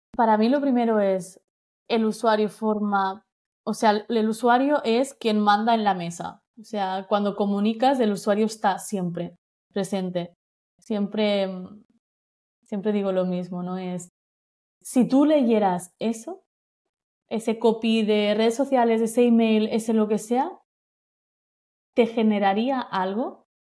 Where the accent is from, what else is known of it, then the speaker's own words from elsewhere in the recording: Menorca, Balearic Islands, Spain; soy de Menorca